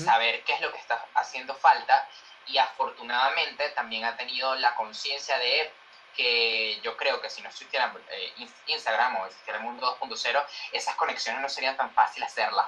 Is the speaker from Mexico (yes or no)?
no; Venezuela; moved away as an adult; now in Madrid, Spain; yo soy latino y soy venezolano y lo grito a los cuatro vientos